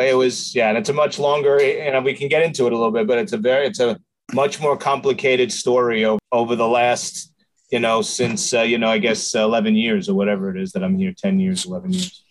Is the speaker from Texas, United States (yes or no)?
no; New York, United States; moved away as an adult; now in San Antonio, United States; I'm from New York. I'm uh, just, I'm 57 years old. So my 47 years in New York and 11 years here in, uh, you know, or 10 years here in uh, San Antonio.